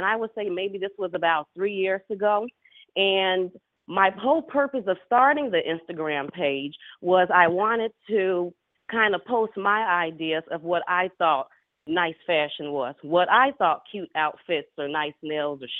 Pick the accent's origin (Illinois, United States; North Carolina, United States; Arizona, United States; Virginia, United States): Illinois, United States; Chicago; I'm born and raised in Chicago, Illinois